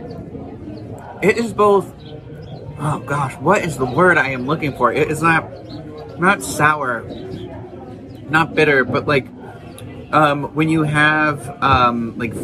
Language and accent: English; South Shore, Massachusetts, United States; I am from Massachusetts. I am from the South Shore